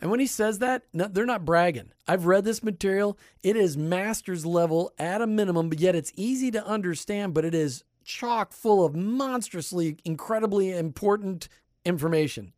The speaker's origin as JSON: {"language": "English", "region": "Midwest", "country": "United States", "tie": "born or raised there", "moved": "yes", "lives_now": "Tampa Bay, United States", "said": "you and I grew up in the Midwest"}